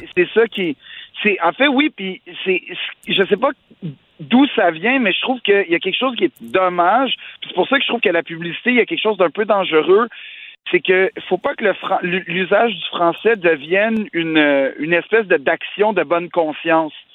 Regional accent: Quebec, Canada

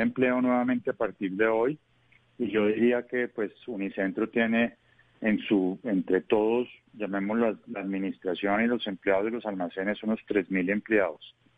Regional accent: Colombia

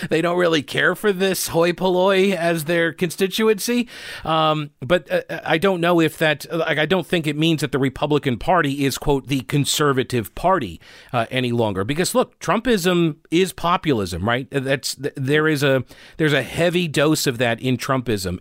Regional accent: United States; now in North Carolina, United States; I'm originally from New York

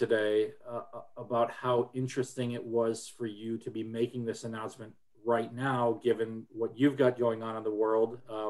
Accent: Wisconsin, United States; now in Indianapolis, United States; I'm from Wisconsin originally, and so Indianapolis is not a place that I grew up.

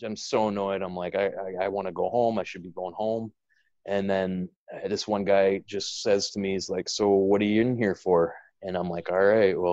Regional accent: Regina, Saskatchewan, Canada; moved away as an adult; now in Chicago, United States; I'm from Regina

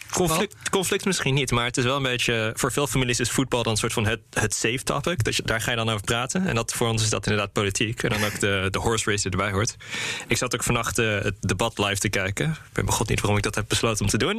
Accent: Netherlands; ook als Nederlanders

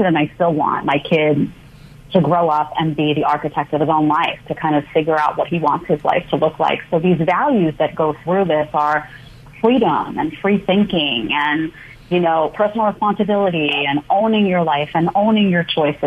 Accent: New York City, New York, United States; also born or lived in Manhattan; I grew up in Staten Island, New York, in a small condo behind the Staten Island Mall

